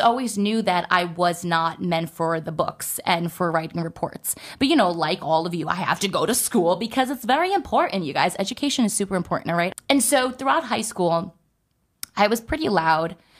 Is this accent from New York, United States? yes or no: no; New Jersey, United States; I was born and raised in New Jersey.